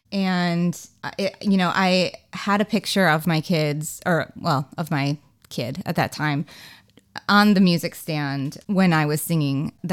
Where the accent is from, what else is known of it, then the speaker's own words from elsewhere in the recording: Racine, Wisconsin, United States; moved away as an adult; also born or lived in Syracuse / New York / Los Angeles; I grew up in Racine, Wisconsin